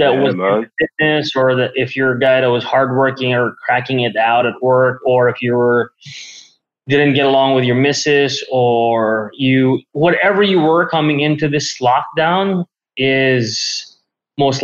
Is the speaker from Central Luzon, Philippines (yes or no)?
no; Manila, Metro Manila, Philippines; I was born and raised here in Manila, Philippines